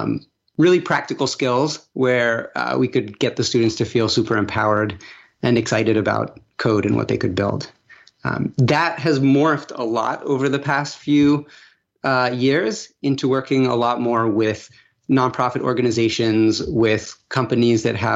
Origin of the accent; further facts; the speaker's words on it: Venezuela; I grew up abroad. I grew up in Venezuela. I had a very privileged upbringing, went to international schools